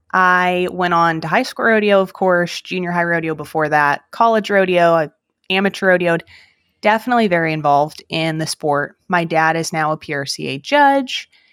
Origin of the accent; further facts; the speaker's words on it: Salinas, California, United States; now in Missouri, United States; I was born and raised in Salinas, California